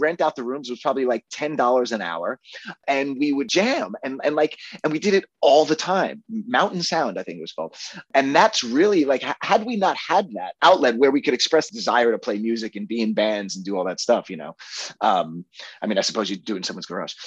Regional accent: Long Island, New York, United States; moved away as an adult; also born or lived in Los Angeles, United States; the town that I grew up in on Long Island.

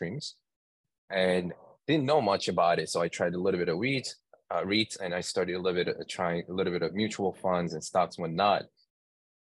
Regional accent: New York, United States; I'm from New York

